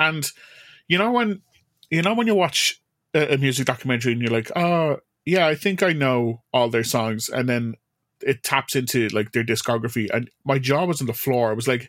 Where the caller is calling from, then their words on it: Ireland; I'm calling you from Ireland.